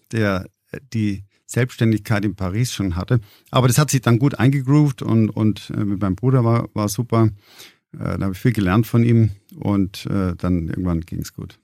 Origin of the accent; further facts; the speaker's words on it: Gmund am Tegernsee, Bavaria, Germany; Ich bin am Tegensee aufgewachsen äh, in unserer kleinen Papierfabrik